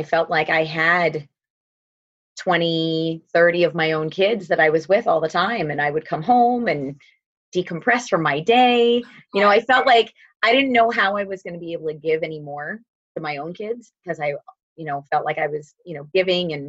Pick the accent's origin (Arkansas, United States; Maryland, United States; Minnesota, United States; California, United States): Minnesota, United States; northern; moved away as an adult; also born or lived in Milwaukee, Wisconsin; now in Staten Island, New York, United States; When I was 10, we moved to northern Minnesota, And that is where I spent the bulk of my adolescence